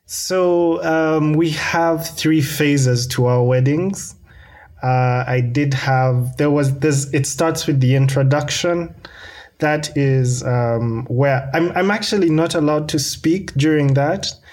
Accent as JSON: {"language": "English", "town": "Kampala", "region": "Central Region", "country": "Uganda", "said": "I'm coming from Kampala, Uganda"}